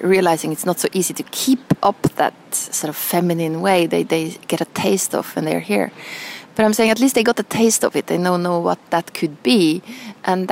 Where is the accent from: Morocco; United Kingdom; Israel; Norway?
Norway; moved away as an adult; also born or lived in Milan; growing up in Norway.